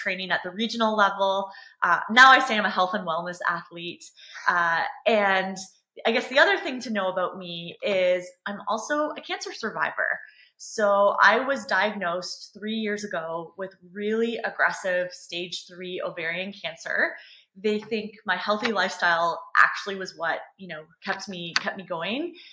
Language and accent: English; London, Ontario, Canada; I am a Canadian registered dietitian. So I'm from London, Ontario, Canada